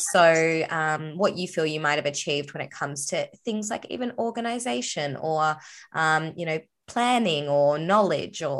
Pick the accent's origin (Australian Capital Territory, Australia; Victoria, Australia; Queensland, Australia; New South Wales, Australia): New South Wales, Australia; Sydney; I was born in Sydney